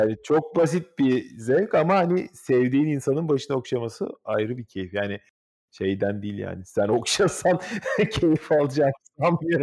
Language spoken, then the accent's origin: Turkish; Istanbul, Turkey; moved away; also born or lived in Gelibolu, Çanakkale; Benim doğduğum ev olan Hacı Şükrü sokaktaki apartmanda duruyor Kadıköy'de modada.